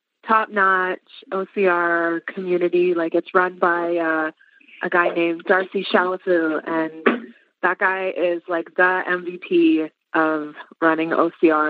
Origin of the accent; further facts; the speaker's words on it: Edmonton, Alberta, Canada; I am from Edmonton, Alberta, Canada